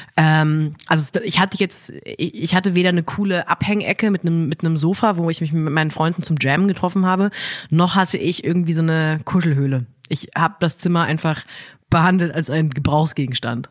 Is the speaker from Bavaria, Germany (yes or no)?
no; Ettenheim, Baden-Württemberg, Germany; ich bin auch in Ettenheim-Münchweier groß geworden